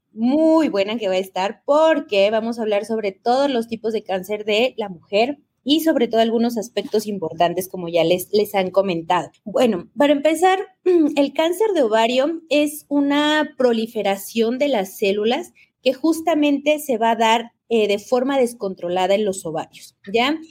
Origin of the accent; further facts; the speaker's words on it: Mexico; now in Ecuador; yo soy mexicana, siempre les digo orgullosamente mexicana viviendo en el Ecuador